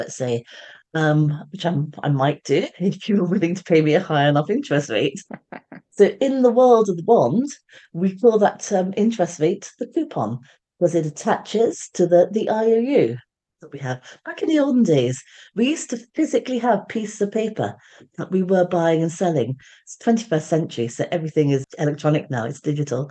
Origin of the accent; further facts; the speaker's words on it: London, United Kingdom; now in Surrey, United Kingdom; I am a Londoner. So even though I live in Surrey, I'm a Londoner. So it makes that connection between where I am now and where I came from.